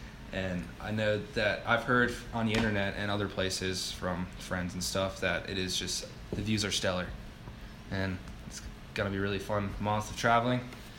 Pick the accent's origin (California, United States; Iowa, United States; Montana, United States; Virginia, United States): Virginia, United States; Fauquier County; I'm from Virginia.